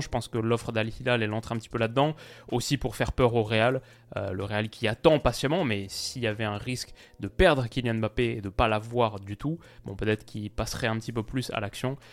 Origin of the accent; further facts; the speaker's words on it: France; en tant que Français